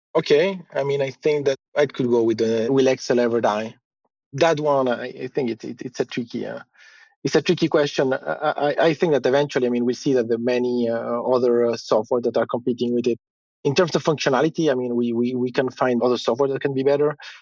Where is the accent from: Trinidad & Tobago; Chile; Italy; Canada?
Chile; now in Luxembourg; I'm based in Luxembourg, but I'm originally from Chile